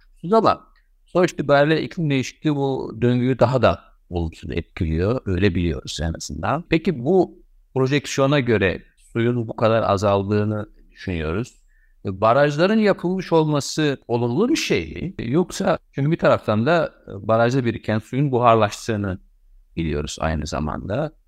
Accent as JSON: {"language": "Turkish", "country": "Turkey", "said": "bizim ülkemizde"}